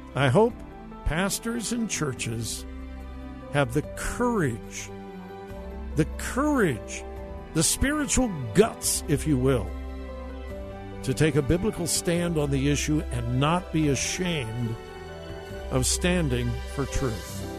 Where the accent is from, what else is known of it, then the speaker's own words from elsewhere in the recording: United States; our country was built on that moral foundation.